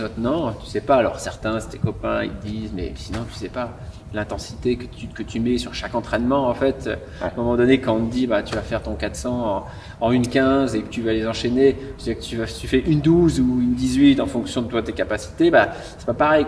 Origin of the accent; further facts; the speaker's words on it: Provence-Alpes-Côte d'Azur, France; chez moi en Provence